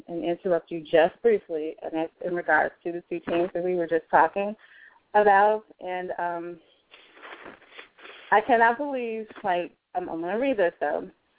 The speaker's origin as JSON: {"language": "English", "town": "Chicago", "region": "Illinois", "country": "United States", "tie": "born or raised there", "said": "my hometown"}